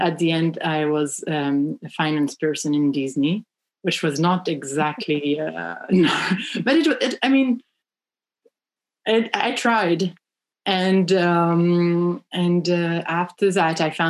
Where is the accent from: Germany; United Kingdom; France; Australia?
France; accent: French; English is a second language; moved away as an adult; now in United States; I come from France, as you can tell with my accent